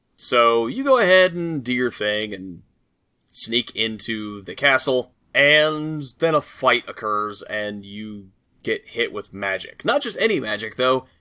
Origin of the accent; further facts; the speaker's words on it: United States; I'm American